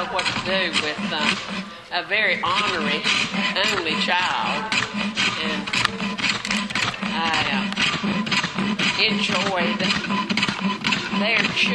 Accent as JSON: {"language": "English", "region": "Mississippi", "country": "United States", "tie": "born or raised there", "moved": "yes", "lives_now": "Elgin, United States", "said": "I grew up in Mississippi"}